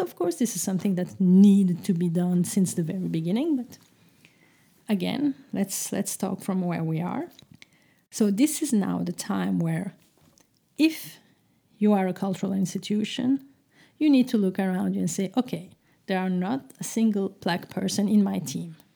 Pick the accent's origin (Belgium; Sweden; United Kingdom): Belgium; Brussels, Brussels-Capital Region; English is a second language; moved away as an adult; now in Amsterdam, Netherlands; a Turkish Muslim, uh, uh, young girl growing up in the heart of Brussels